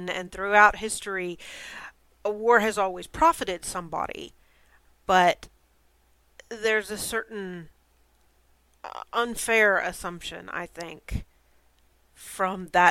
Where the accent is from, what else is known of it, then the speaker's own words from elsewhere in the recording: United States; I'm American and haven't got exposed to certain things